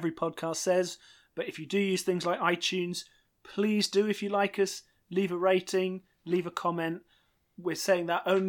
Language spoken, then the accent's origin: English; United Kingdom; Being a British person